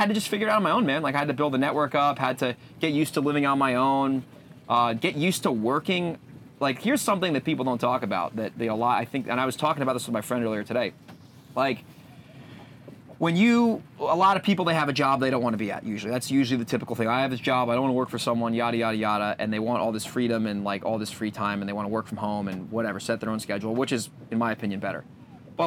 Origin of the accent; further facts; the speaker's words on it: Northeast, United States; now in San Diego, United States; being from the Northeast